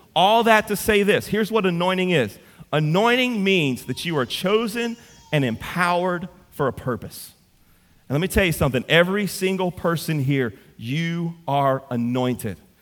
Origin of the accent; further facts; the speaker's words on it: Central, Louisiana, United States; I'm from Central